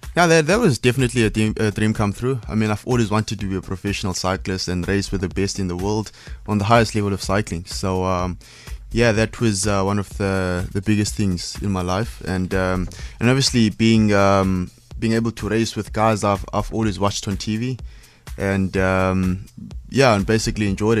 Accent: Cape Town, Western Cape, South Africa; as a South African or African going out and racing in Europe

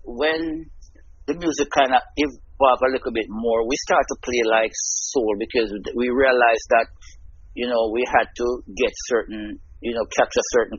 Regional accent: Kingston, Jamaica; also born or lived in St. Mary, Jamaica; I was born in St. Mary, the parish of St. Mary in Jamaica.

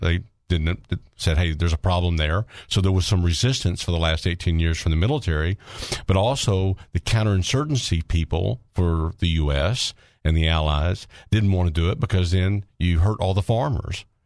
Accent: Arkansas, United States; I'm from Arkansas. I'm an Arkansan, but I'm I'm an American

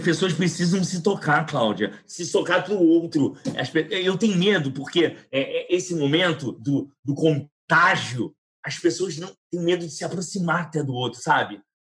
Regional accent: Brazil; nós brasileiros somos latino-americanos.

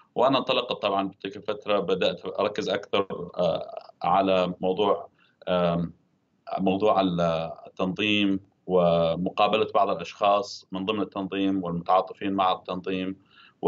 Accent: Deir ez-Zor Governorate, Syria; كان في دير الزور في المحافظه التي انا ولدت فيها وكنت اتابعها آه، كسوري وكشخص من تلك المنطقه

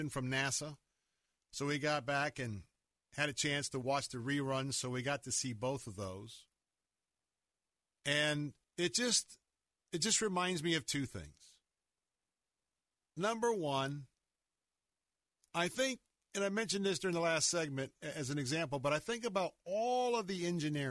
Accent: Florida, United States; I'm born and raised in Florida.

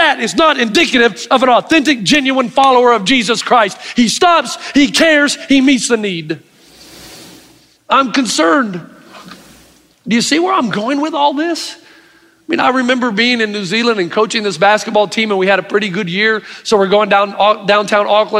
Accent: East Tennessee, United States; growing up in East Tennessee

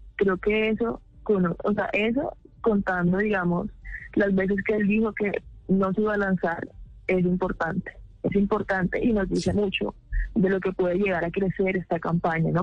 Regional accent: Colombia; como colombianos

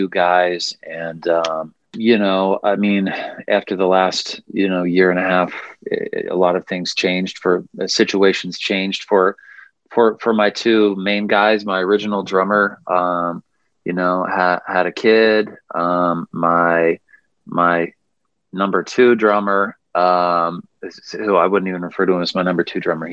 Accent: Missouri, United States; now in Nashville, United States; I'm from the Midwest originally, from Missouri. So, I mean, we get humid summers up there. I kind of grew up with it

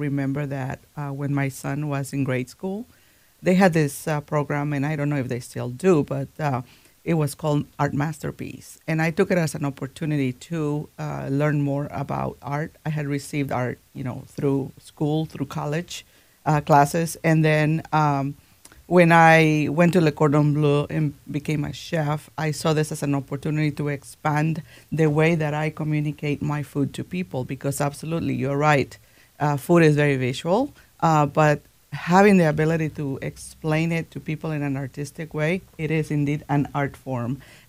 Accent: Guatemala; first language Spanish; English is a second language; now in Minnesota, United States; my growing up in Guatemala

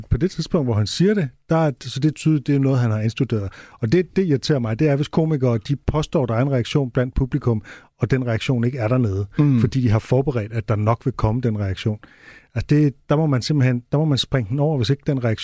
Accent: England, United Kingdom; Jeg er fra England. I kan ikke ramme mig.

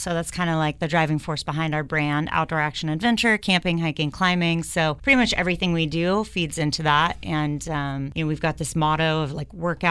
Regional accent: San Diego, California, United States; I'm born and raised in San Diego. I grew up listening to … of course, at the old SOMA.

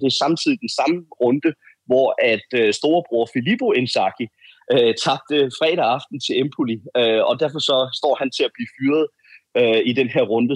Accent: Denmark; den her forskerordning, vi har, vi har hjemme i Danmark

